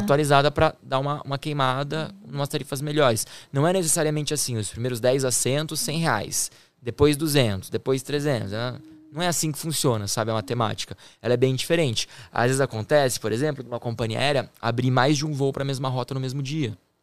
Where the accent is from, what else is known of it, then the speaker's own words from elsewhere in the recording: Campinas, São Paulo, Brazil; also born or lived in Germany; eu sou de Campinas